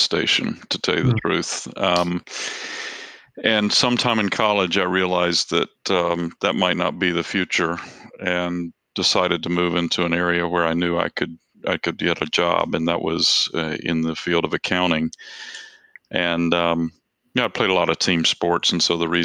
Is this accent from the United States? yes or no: yes; South Georgia, United States; also born or lived in Macon, Georgia; now in Washington, D.C. area, United States; I grew up in South Georgia